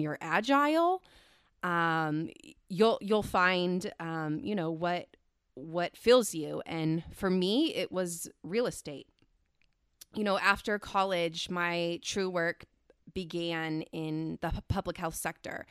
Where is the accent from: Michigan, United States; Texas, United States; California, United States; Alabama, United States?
California, United States; Central Valley; I was born and raised in the Central Valley here in California